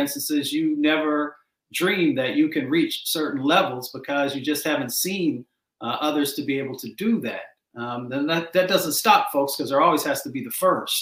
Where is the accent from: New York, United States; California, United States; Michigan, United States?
Michigan, United States; Detroit; also born or lived in West Virginia; I grew up in Appalachia and then I grew up in Michigan and in Detroit.